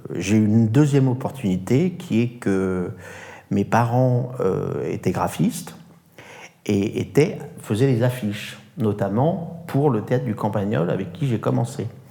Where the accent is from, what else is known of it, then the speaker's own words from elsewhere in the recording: France; je ne suis pas italien ni russe, je suis français